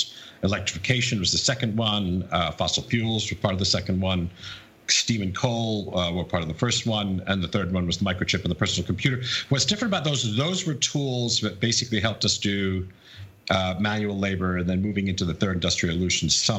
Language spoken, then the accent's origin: English; United Kingdom; moved away; also born or lived in Wisconsin, United States / New York, United States; I'm a Brit